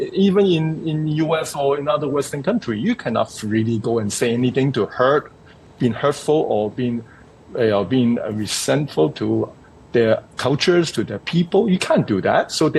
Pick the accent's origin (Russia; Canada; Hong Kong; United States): Hong Kong; I'm born and raised in Hong Kong